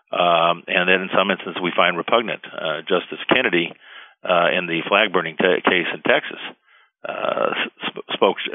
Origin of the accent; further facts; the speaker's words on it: Cuba; now in United States; Uh, when I came from Cuba in 1961, a lot of people don't realize that the Cuban Constitution was identical